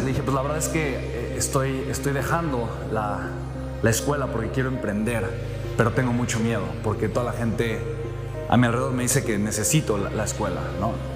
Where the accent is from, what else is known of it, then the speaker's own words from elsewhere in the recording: Mexico; soy mexicano